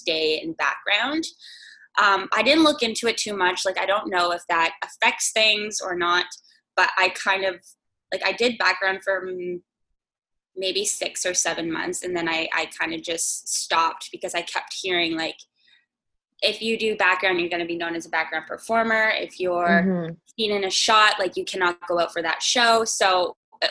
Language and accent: English; New Brunswick, Canada; moved away as an adult; now in Toronto, Canada; I'm from New Brunswick